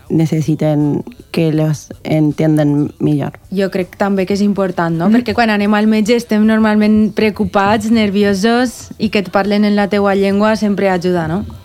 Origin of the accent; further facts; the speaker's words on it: Córdoba, Argentina; Catalan is a second language; moved away as an adult; now in Valencia, Spain; Soc de Córdoba.